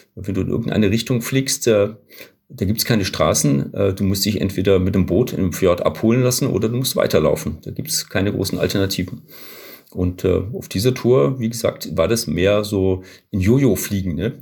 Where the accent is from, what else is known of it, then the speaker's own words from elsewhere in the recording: Southern Germany, Germany; wir kommen aus Süddeutschland